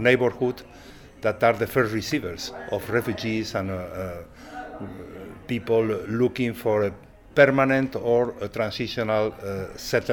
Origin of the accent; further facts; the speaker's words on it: Spain; from Spain